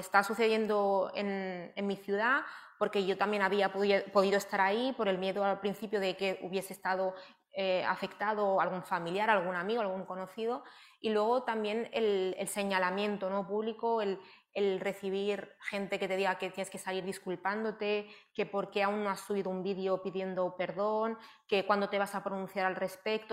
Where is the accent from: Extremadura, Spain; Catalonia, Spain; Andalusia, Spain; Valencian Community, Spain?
Catalonia, Spain; Barcelona; Yo soy de Barcelona, eh, nací en Barcelona